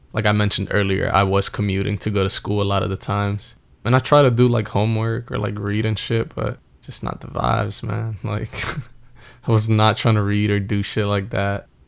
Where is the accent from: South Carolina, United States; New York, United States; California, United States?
New York, United States; New York City; moved away; also born or lived in New Jersey; I grew up in the Bronx around the same area as you